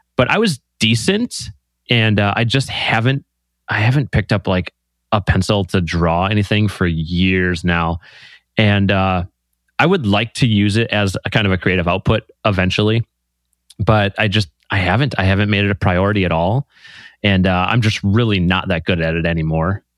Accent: Green Bay, Wisconsin, United States; I grew up in small town Green Bay

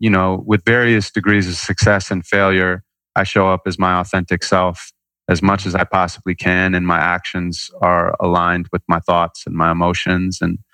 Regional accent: Santa Monica, California, United States; Santa Monica, California.

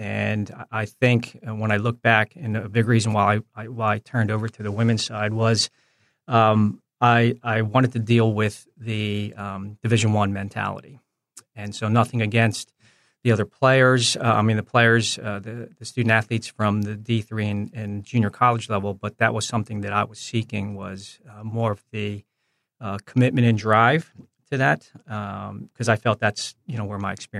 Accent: New Jersey, United States; also born or lived in Philadelphia / New York; Yeah, so fortunate just growing up in the New Jersey, Philadelphia, New York area.

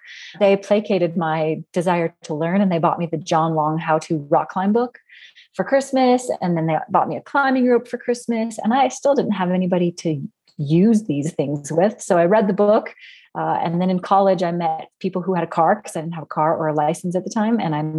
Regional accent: Minneapolis, Minnesota, United States; moved away as an adult; now in Estes Park, United States; I grew up in Minneapolis and I biked a lot, mountain biked a lot. And when I first moved here to Estes Park, Colorado

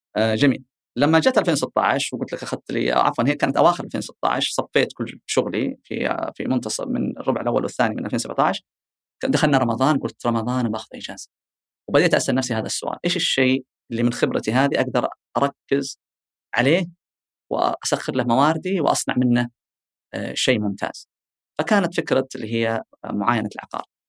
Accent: Eastern Province, Saudi Arabia; عندنا بالشرقيه

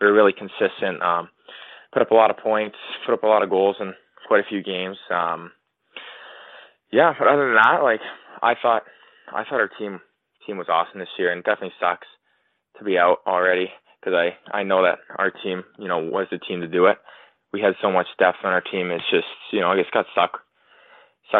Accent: Mission, British Columbia, Canada; I grew up in, you know, a small town in Mission, British Columbia, about 45 minutes away from Chilliwack

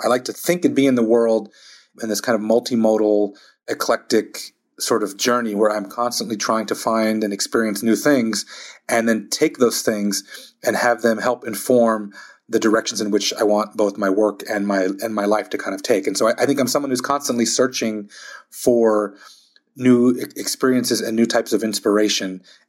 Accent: Texas, United States; also born or lived in Germany / Philadelphia / Long Beach; growing up in South Texas, 6 miles from the U.S.-Mexico border, growing up in Germany, growing up in Philadelphia, in Long Beach, California

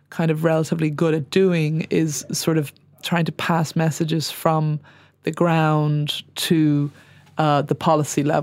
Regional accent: United Kingdom; I suppose as as a British person

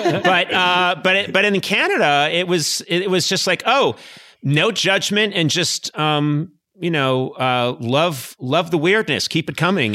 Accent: Boston, Massachusetts, United States; now in Los Angeles, United States; I come from the East Coast. You know, I come from Boston and and the outlying Massachusetts area

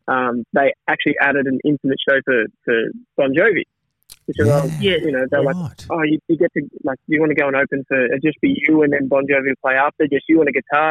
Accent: Tasmania, Australia; I come from Tassie and there's a lot, we've got a lot of stuff down there

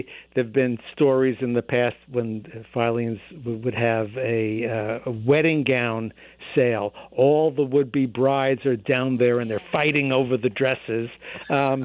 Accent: New York, United States; now in Boston, United States; I grew up in New York

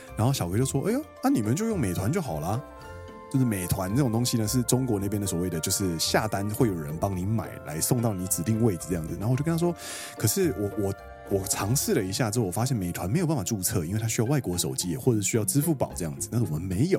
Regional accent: Kaohsiung, Taiwan; moved away as an adult; now in Japan; 其实身为高雄人来说

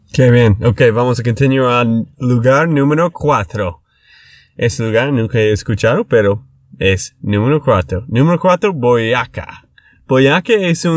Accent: Texas, United States; de Texas, Estados Unidos

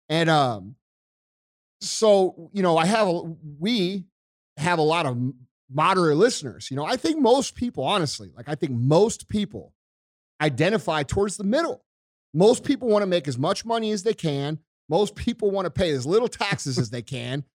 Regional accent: United States; I'm an American

